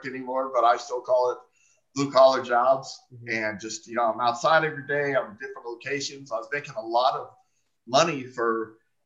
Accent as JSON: {"language": "English", "town": "Phoenix", "region": "Arizona", "country": "United States", "tie": "born or raised there", "said": "I was born and raised here in Phoenix, Arizona"}